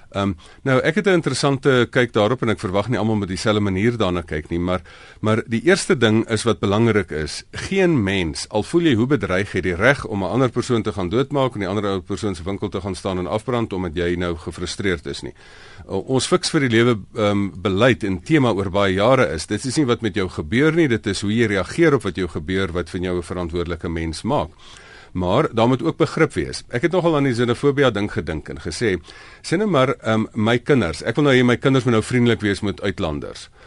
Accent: South Africa; ons moet as Afrikaners

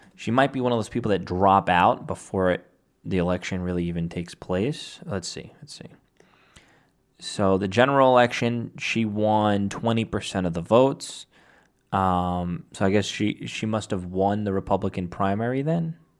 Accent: New York City, New York, United States; my district, my hometown was the only borough, the only district out of all of New York City

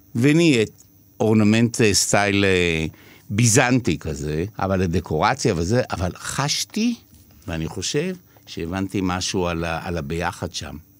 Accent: Israel; also born or lived in New York, United States; חוזרים לישראל, וזה נגמר בקיבוץ

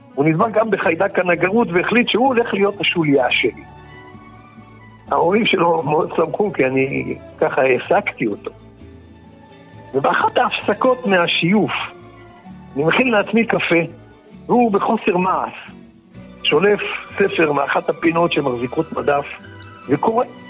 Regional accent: Israel; גרנו בכפר ערבי נטוש ליד תל אביב

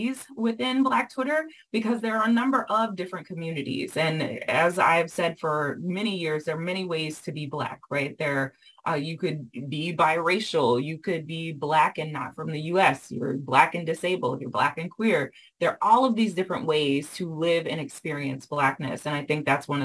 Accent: the South, United States; I was raised in the South and raised by folks who were raised with older people

